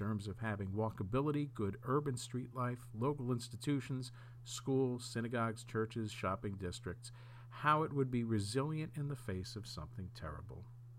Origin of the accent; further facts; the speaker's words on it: Springfield, Massachusetts, United States; To be clear, I grew up in Springfield, Massachusetts